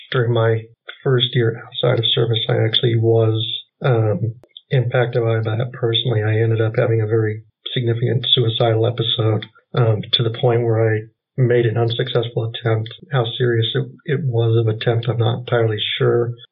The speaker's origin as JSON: {"language": "English", "region": "West Central Wisconsin", "country": "United States", "said": "So I am from West Central Wisconsin."}